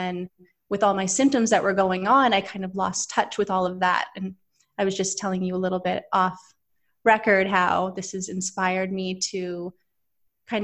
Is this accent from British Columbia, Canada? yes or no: yes; Vancouver, British Columbia, Canada; now in Los Angeles, United States; I live in LA right now, but I'm originally from Vancouver, Canada